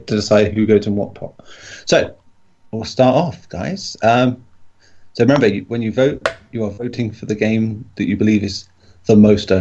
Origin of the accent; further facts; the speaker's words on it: England, United Kingdom; being English